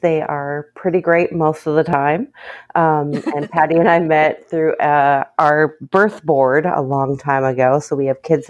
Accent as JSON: {"language": "English", "region": "Minnesota", "country": "United States", "tie": "born or raised there", "moved": "yes", "lives_now": "Texas, United States", "said": "I live in Texas, but it's definitely a whole different type of society, way of life than where I grew up in Minnesota."}